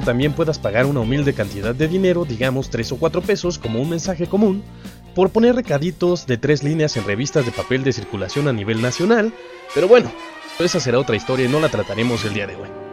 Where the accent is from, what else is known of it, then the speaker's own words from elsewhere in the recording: Mexico; somos mexicanos